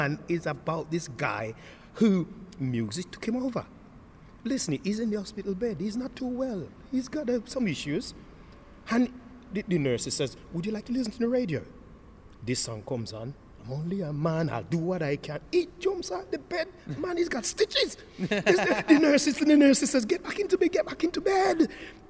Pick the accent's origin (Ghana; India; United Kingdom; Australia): United Kingdom; Wolverhampton, West Midlands; also born or lived in Nottingham / Jamaica; I lived in Wolverhampton since 1975. Not moved anywhere else